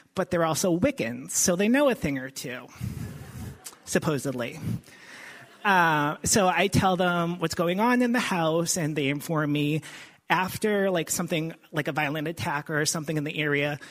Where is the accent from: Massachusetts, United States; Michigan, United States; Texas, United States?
Massachusetts, United States; Boston; moved away as an adult; we're from the Boston area. We've been down here for a couple of years now.